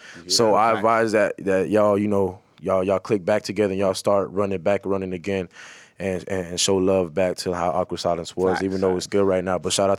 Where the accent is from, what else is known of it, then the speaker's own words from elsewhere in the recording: Lantana, Florida, United States; also born or lived in Corona, Queens, New York; I'm from Florida, Lantana, Florida, age of 61. Raised in Florida, born in Corona.